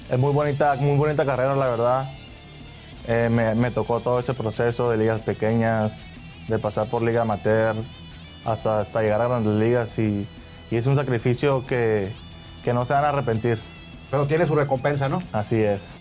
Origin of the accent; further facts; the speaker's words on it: Tijuana, Baja California, Mexico; Yo empecé con, con Glulú en la, Liga Municipal de Tijuana.